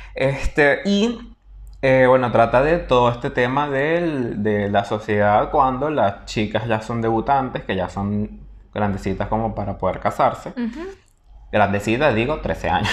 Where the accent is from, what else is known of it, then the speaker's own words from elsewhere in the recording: Venezuela; moved away; soy venezolano